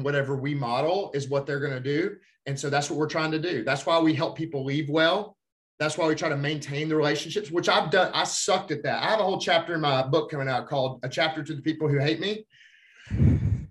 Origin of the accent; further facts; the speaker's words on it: Alabama, United States; I'm from Alabama